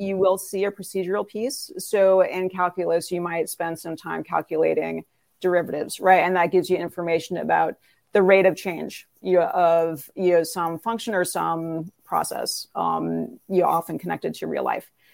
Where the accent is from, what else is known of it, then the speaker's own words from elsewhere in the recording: Northern California, United States; moved away as an adult; also born or lived in New York City; I grew up in Northern California